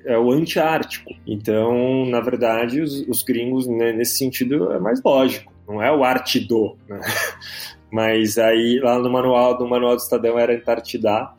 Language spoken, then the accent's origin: Portuguese; São Paulo, Brazil; also born or lived in England; eu sou paulistano, nascido na Inglaterra, por acaso. Meus pais estavam estudando lá